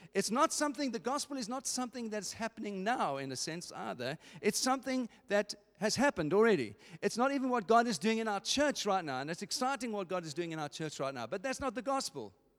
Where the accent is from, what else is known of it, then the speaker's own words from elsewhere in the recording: England, United Kingdom; as English people